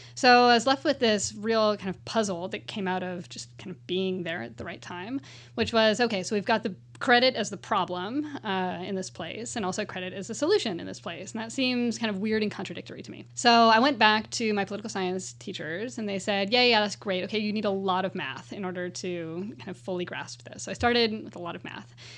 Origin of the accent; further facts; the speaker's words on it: California, United States; as a Californian